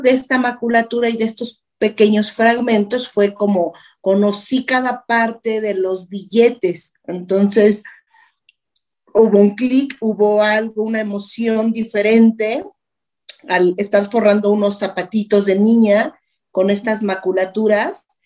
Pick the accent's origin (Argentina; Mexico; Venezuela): Mexico; en mi país, eh, de mi casa, de mi entorno